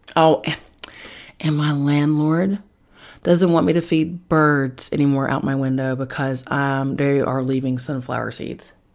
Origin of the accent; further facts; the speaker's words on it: Charleston, West Virginia, United States; moved away; back in my hometown in Charleston, West Virginia